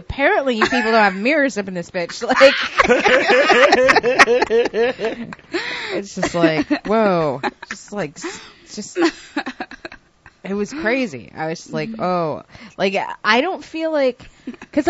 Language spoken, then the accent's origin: English; New York, United States; I'm from New York